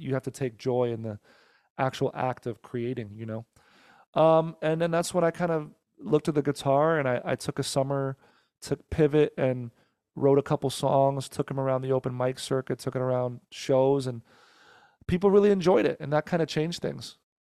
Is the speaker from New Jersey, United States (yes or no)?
yes; Teaneck, New Jersey, United States; now in Los Angeles, United States; born and raised in Jersey. I was born in Teaneck, New Jersey